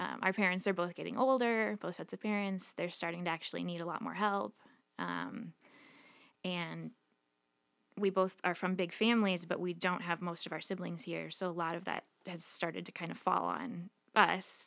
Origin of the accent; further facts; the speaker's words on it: Billings, Montana, United States; moved away as an adult; I grew up in Billings originally.